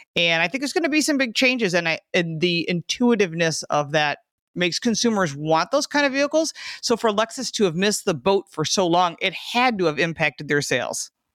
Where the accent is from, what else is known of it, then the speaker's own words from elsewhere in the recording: Michigan, United States; now in Buffalo, United States; I'm from Michigan, and I live in Buffalo